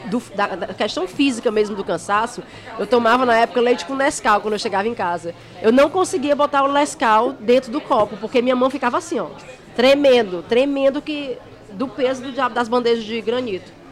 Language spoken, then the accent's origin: Portuguese; Ceará, Brazil; accent: Cearense; now in United Kingdom; Não, eu sou cearense mesmo e eu falo com sotaque mesmo. Minhas amigas toda vida ficam frescando comigo quando eu volto. Está, tu mora 10 anos lá na Inglaterra, tu ainda fala desse jeito?